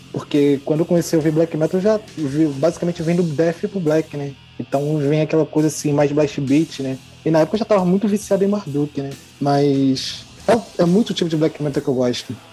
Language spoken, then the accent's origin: Portuguese; Rio de Janeiro, Brazil; Sou do Rio de Janeiro.